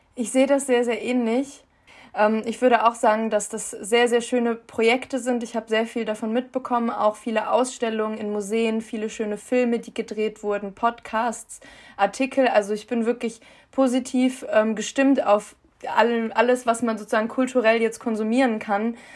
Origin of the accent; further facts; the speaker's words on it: Germany; ich bin in Deutschland geboren, in Deutschland aufgewachsen